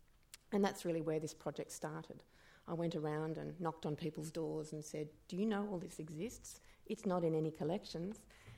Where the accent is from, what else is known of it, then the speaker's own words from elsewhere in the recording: Australia; moved away as an adult; also born or lived in Wellington, New Zealand; I'm an Australian, you know, I didn't live through this era.